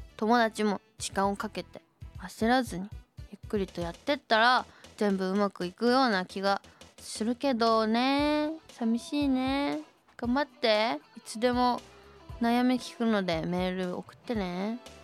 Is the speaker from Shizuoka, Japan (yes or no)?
yes; Gotemba, Shizuoka, Japan; 御殿場出身